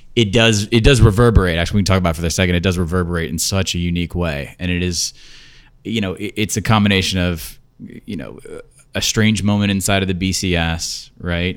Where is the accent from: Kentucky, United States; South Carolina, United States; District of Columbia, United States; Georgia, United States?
District of Columbia, United States; Washington; I grew up in Washington, D C